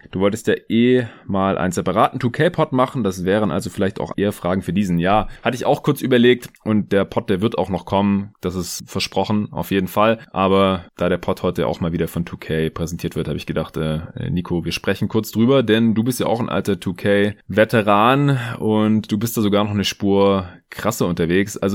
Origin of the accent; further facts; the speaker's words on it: Stuttgart, Baden-Württemberg, Germany; now in Berlin, Germany; weder im Raum Stuttgart, wo ich noch bis Sonntag war, zu Hause in meiner alten Heimat, noch jetzt hier in Berlin, wo ich seit gestern Montag wieder bin.